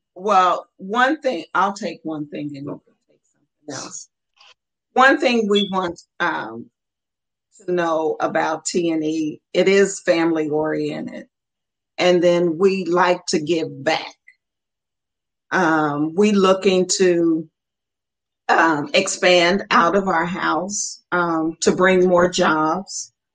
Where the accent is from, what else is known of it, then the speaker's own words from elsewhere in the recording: Muncie, Indiana, United States; we were raised in Muncie, Indiana